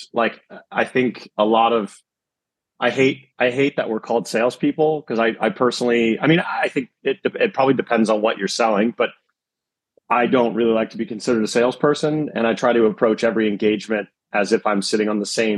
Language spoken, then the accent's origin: English; East Coast of America, United States; I'm also from the East Coast of America